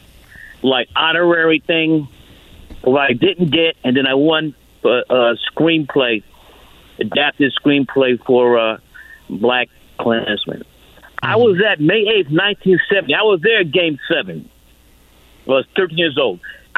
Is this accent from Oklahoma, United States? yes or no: no; Philadelphia, Pennsylvania, United States; I grew up in Philly, so I believe what he told Howard Stern.